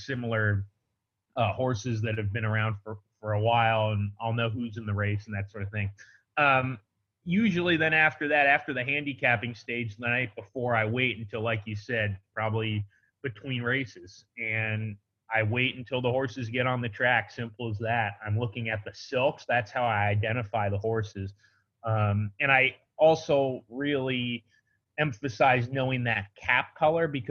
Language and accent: English; Del Mar, California, United States; I'm from Del Mar, and I was at Del Mar when I was a kid